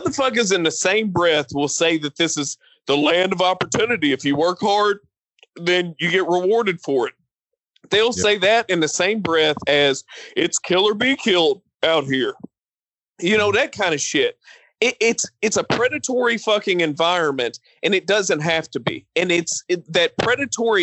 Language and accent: English; Appalachia, United States; I come from Appalachian culture